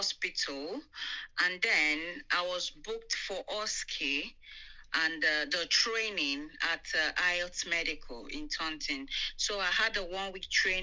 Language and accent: English; Nigeria; moved away as an adult; now in United Kingdom; I'm from Nigeria.